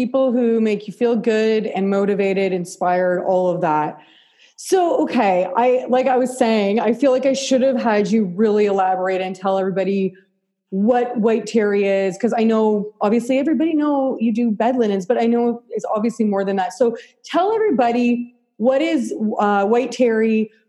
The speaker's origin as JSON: {"language": "English", "country": "Canada", "said": "I'll tell you where I feel it as a Canadian designer"}